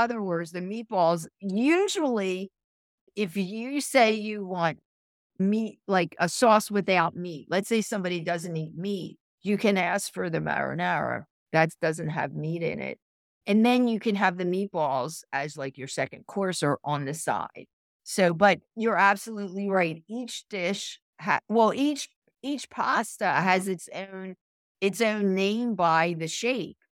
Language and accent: English; Philadelphia, Pennsylvania, United States; I'm from Philadelphia, so, and I'm, I'm home, I'm based here most of the year